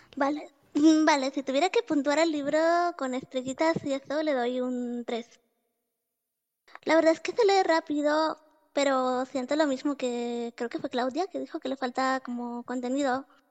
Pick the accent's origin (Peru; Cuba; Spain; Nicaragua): Nicaragua; soy de Nicaragua